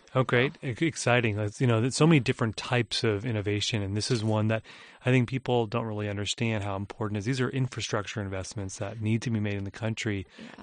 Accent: California, United States; I grew up in California

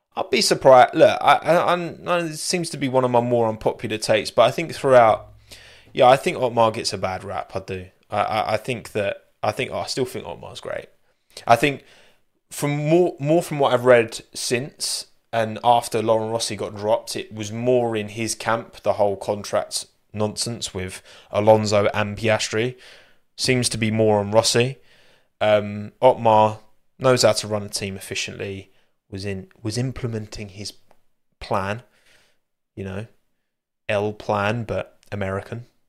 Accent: United Kingdom; I'm so British. I am very British

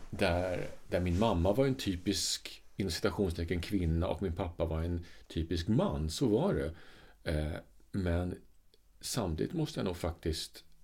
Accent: Sweden; alltså det här är Sverige 70-tal liksom. någonstans ja. när jag blev uppfostrad. Alltså jag är född på 60-talet

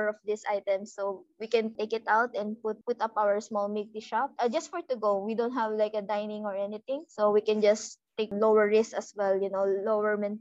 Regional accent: Iloilo City, Western Visayas, Philippines; we're from Iloilo.

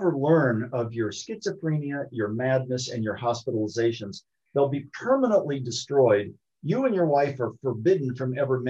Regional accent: Columbus, Ohio, United States; I was born in Columbus, Ohio

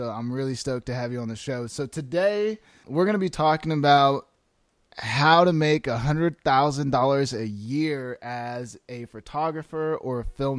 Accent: Arizona, United States; I'm from Arizona too, but I went to NAU

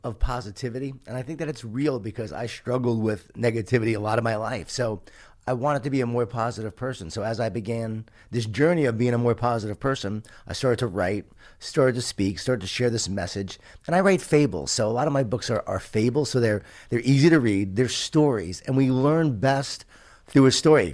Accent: Long Island, New York, United States; I grew up in Lo-, Long Island, New York, a Jewish Italian family

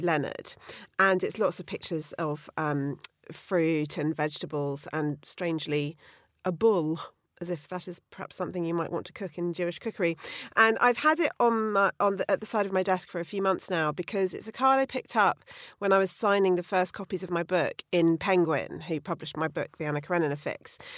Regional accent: Bruton, South West England, United Kingdom; growing up in Bruton in Somerset

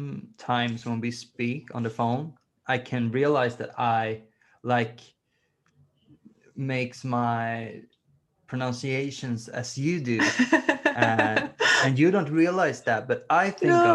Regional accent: Sweden; English is a second language; I'm from Sweden, so I speak English

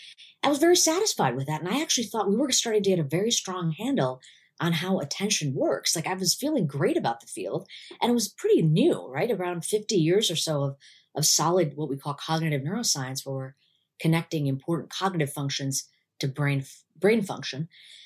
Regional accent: India; I had a lot of sort of cultural baggage against it, being an Indian woman.

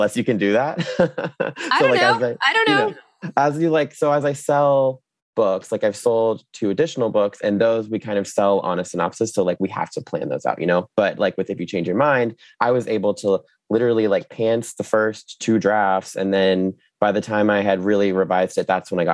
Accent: Jacksonville Beach, Florida, United States; also born or lived in New York; Jacksonville Beach, Atlantic Beach was where I grew up and went to the high school

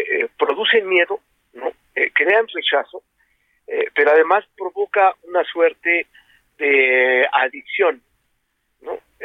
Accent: Mexico; como mexicanos

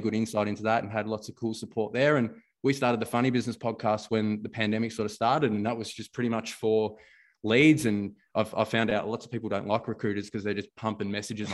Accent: Melbourne, Victoria, Australia; coming from where I grew up in Jacana Broadmeadows

